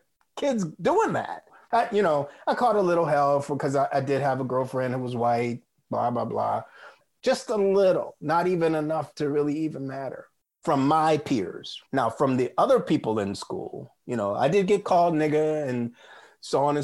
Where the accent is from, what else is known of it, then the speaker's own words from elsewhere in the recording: South Bend, Indiana, United States; I grew up in South Bend, Indiana, which is very small town.